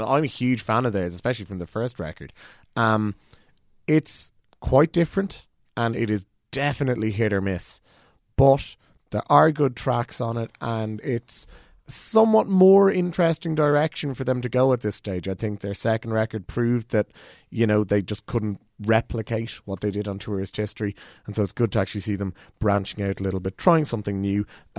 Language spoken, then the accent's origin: English; Cork, Munster, Ireland; I'm from Cork